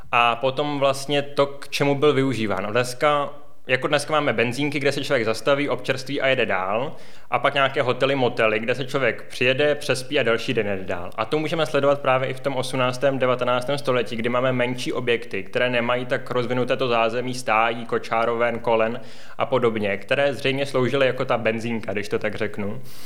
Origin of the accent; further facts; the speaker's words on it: Plzeň, Plzeň Region, Czechia; jsem rodilý Plzeňan